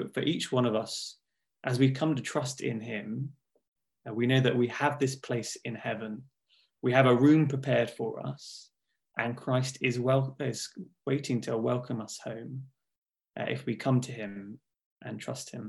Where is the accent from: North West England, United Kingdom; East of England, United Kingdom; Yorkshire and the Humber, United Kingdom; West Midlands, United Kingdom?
East of England, United Kingdom; Hertfordshire; also born or lived in Watford; I grew up in Hertfordshire